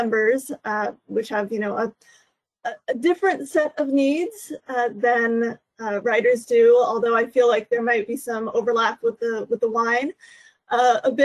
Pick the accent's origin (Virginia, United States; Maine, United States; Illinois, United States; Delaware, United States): Virginia, United States; Northern; also born or lived in Papua New Guinea; I grew up in Northern Virginia, and that's where I live now.